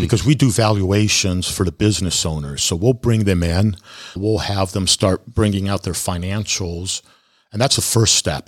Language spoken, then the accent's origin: English; California, United States; moved away; I grew up in California